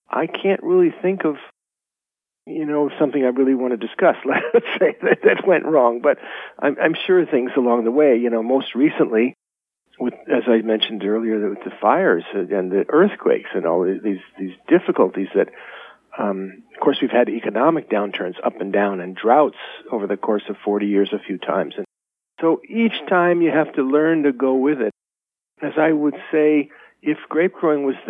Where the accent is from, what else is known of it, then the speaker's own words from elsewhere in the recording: Los Angeles, California, United States; moved away as an adult; now in Napa, United States; I was an urbanite from Los Angeles